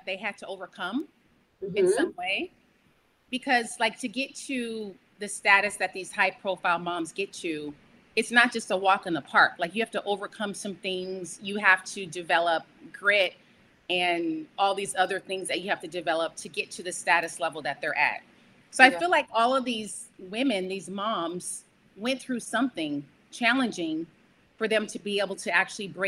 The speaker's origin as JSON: {"language": "English", "area": "Bay Area", "region": "California", "country": "United States", "tie": "born or raised there", "moved": "as an adult", "lives_now": "Los Angeles, United States", "said": "growing up, I was always pursuing acting. I'm from the Bay Area. So in the Bay Area, I was doing theater and commercials"}